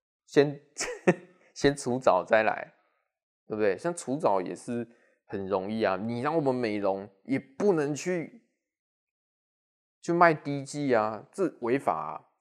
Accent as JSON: {"language": "Chinese", "region": "Taichung", "country": "Taiwan", "accent": "Taichung", "said": "尤其是我呐要讲台语，应该听有。哦，我是标准的台中腔啦，对不对？"}